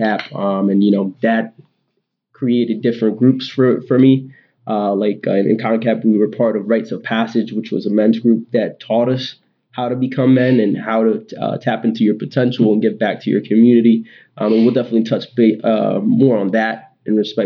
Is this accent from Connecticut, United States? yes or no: yes; Hartford, Connecticut, United States; also born or lived in Worcester, Massachusetts; I was born in Hartford, Connecticut, where I was raised